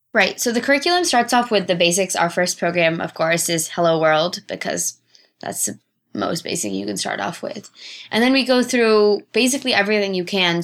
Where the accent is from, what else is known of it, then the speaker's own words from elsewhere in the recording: Los Altos Hills, California, United States; also born or lived in Bangalore, India; I grew up in Los Altos Hills, California